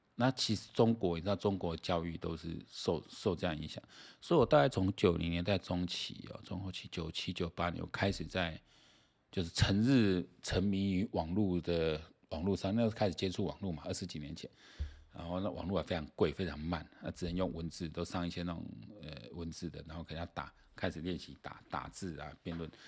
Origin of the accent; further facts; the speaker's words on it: Taiwan; 像我们台湾这边的话